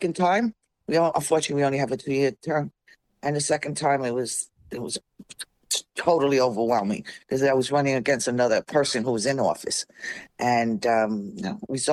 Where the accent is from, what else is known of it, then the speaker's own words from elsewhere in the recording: New York City, New York, United States; moved away as an adult; also born or lived in Hampton Bays, Long Island; now in Long Island, United States; I was born in the Bronx. I was raised in the Bronx, and I came out to Long Island in 1999 in Hampton Bays.